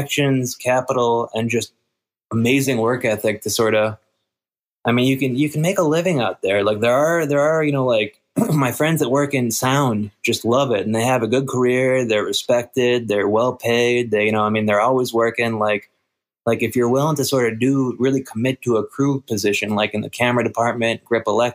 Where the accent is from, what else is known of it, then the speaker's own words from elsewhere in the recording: Minnesota, United States; moved away as an adult; also born or lived in Los Angeles, United States; I grew up in Minnesota, and then I moved to L.A. to go to school